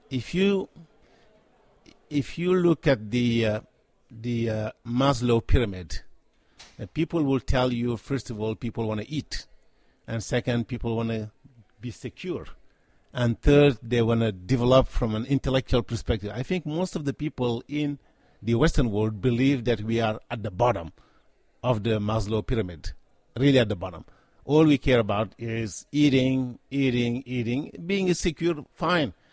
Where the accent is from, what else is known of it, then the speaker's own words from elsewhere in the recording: Senegal; I was born and raised in Africa, specifically in Senegal